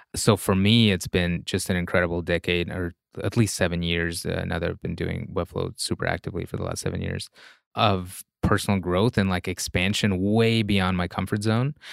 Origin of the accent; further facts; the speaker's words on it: Russia; English is a second language; moved away; there's a certain mental model I grew up with in Russia